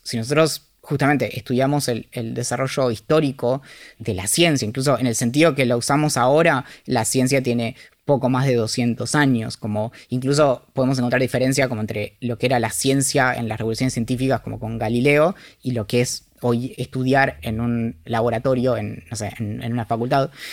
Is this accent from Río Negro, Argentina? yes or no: yes; Bariloche, Río Negro, Argentina; crecí en Bariloche.